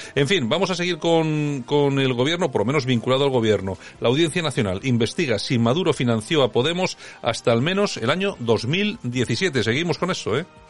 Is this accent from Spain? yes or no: yes; Spain; somos españoles